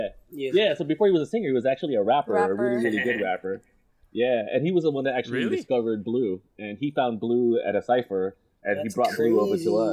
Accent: Los Angeles, California, United States; moved away as an adult; also born or lived in Philippines; now in Manila, Philippines; I'm originally from Los Angeles. And okay. I moved to the Philippines.

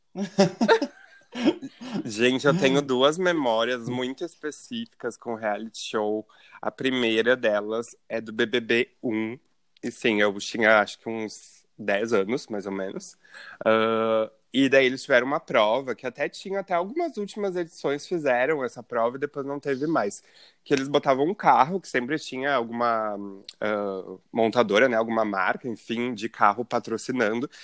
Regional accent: Rio Grande do Sul, Brazil; aqui da cidade que a gente é do Rio Grande do Sul

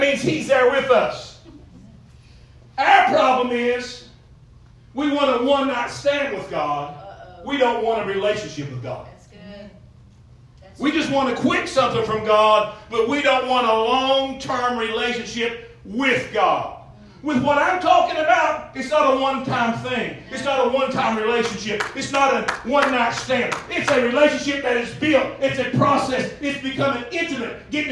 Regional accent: Eastern Kentucky, United States; growing up in Eastern Kentucky

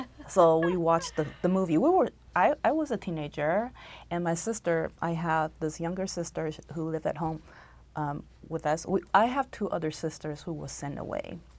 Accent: Taiwan; moved away as an adult; also born or lived in Texas; now in United States; I was born and raised in Taiwan, and I came to America when I was 22 to go to school

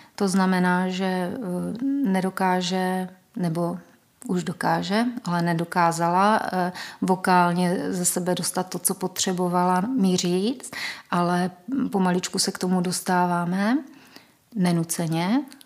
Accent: Olomouc, Olomouc Region, Czechia; moved away; já vlastně pocházím původně z Olomouce, kde jsem se narodila mojí biologické mamince.

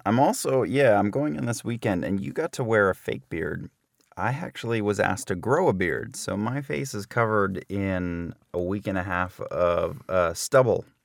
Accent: New Jersey, United States; I'm from New Jersey

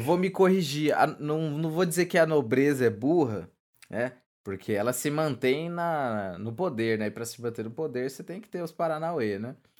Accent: Brazil; a gente, a gente não pesquisa, cara, enquanto, enquanto brasileiro

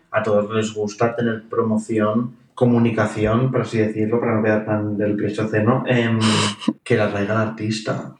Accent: Alcanar, Catalonia, Spain; qué privilegio tengo de haber nacido donde he nacido

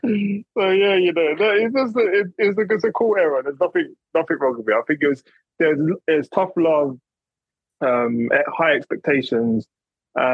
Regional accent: United Kingdom; also born or lived in London / Essex; I grew up in London and then I moved to Essex early ages, between maybe about nine to about 16, 17.

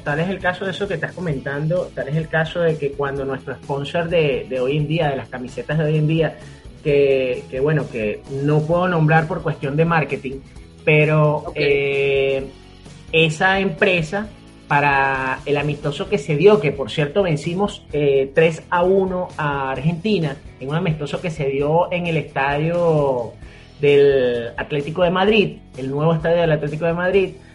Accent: Venezuela; somos venezolanos

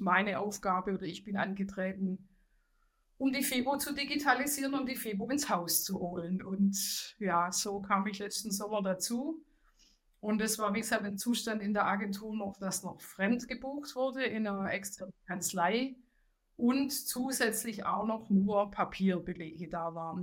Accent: Swabia, Baden-Württemberg, Germany; accent: Swabian; Das Schwäbische lässt sich nicht verheimlichen, aber ich äh, bin auch stolz, ein Schwabe zu sein, eine Schwäbin zu sein

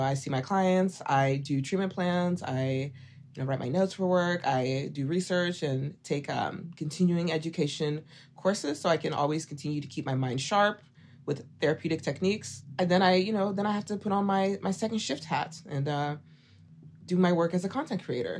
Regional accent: Oklahoma, United States; moved away as an adult; now in Dallas, United States; I'm from Oklahoma.

